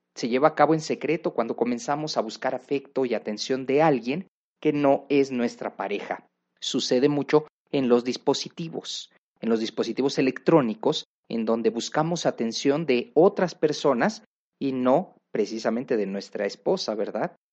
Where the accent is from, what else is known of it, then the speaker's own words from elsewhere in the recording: Mexico; una cultura como la mexicana